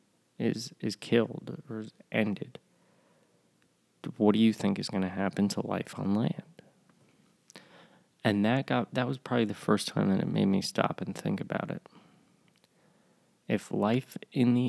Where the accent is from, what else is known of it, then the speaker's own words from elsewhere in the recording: Northeast, United States; now in the South, United States; I live in the South now. I grew up in the North. And in the Northeast, in an Italian-American family